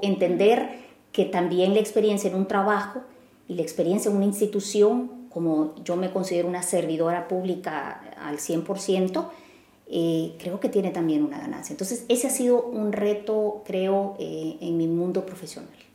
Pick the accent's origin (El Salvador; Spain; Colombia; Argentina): El Salvador; moved away as an adult; now in Vienna, Austria; en un puesto representando a El Salvador